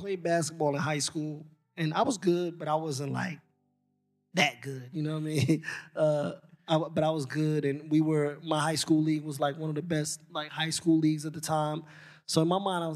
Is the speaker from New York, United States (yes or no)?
yes; New York City, New York, United States; being from Queens